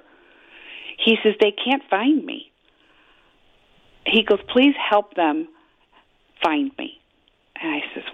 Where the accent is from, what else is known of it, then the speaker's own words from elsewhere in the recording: Chicago, Illinois, United States; I was raised in Chicago my whole life